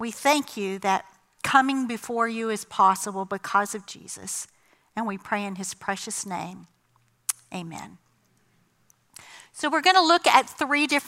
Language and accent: English; the South, United States; I grew up in the South, in the 70s, in a Southern Baptist church